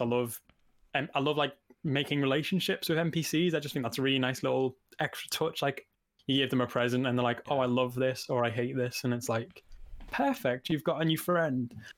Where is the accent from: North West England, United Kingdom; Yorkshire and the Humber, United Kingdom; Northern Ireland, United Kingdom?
North West England, United Kingdom; Liverpool; moved away as an adult; now in Nottingham, United Kingdom; I'm living away from home 'cause I'm from Liverpool and I'm currently in Nottingham